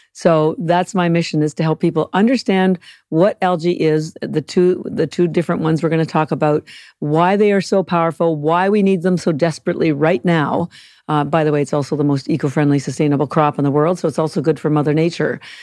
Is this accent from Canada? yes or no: yes; Canada; moved away; I'm Canadian